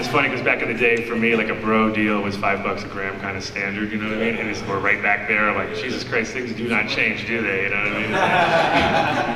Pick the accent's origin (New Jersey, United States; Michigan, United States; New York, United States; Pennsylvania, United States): New York, United States; moved away; also born or lived in California; I'm from New York originally